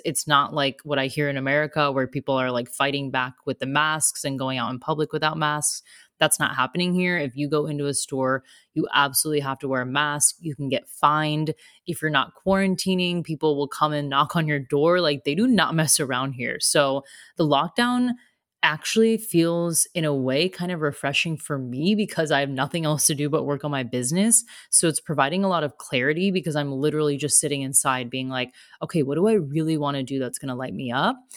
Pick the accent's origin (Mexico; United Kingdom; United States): United States; moved away as an adult; also born or lived in Australia; now in Germany